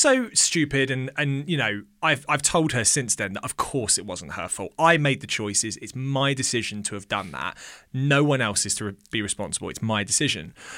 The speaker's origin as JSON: {"language": "English", "region": "England", "country": "United Kingdom", "tie": "born or raised there", "also_born_or_lived": "Australia", "said": "my mum came over to England when I was about two and a half"}